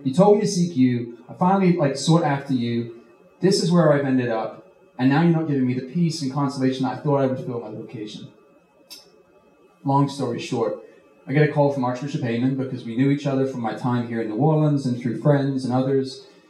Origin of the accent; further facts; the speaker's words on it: United Kingdom; accent: mixed; I'm originally from the UK. I'm British, but I've been here a long time now, so my accent is just like a gumbo.